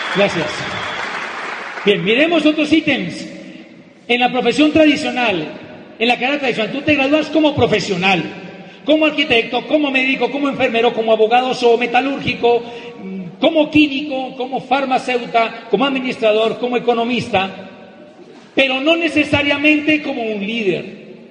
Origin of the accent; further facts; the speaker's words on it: Popayán, Cauca, Colombia; en el seminario de Popayán, de mi tierra, donde tenemos negocio